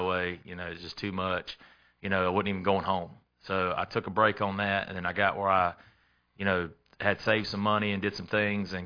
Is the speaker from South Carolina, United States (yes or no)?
yes; Lexington, South Carolina, United States; also born or lived in Columbia, South Carolina; I'm from Lexington. I've been in the Red Bank area all my life. We was actually in Columbia till I was about four